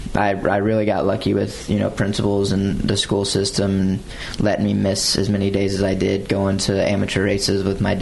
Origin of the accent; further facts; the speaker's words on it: Morehead City, North Carolina, United States; I grew up in Morehead City in North Carolina